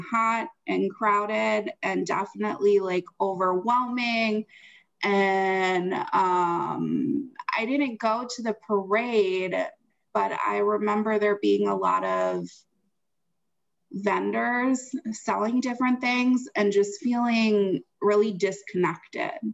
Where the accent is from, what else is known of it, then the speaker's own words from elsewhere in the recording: Wisconsin, United States; moved away; I'm from Wisconsin